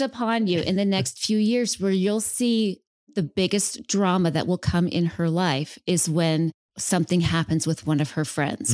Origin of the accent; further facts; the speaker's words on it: West Valley City, Utah, United States; moved away as an adult; now in Phoenix, United States; I am originally from Salt Lake, so I was born and raised in West Valley